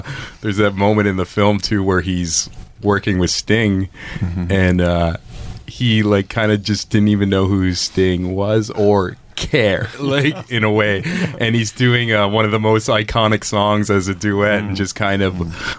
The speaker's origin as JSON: {"language": "English", "country": "Canada", "said": "me being a Canadian boy"}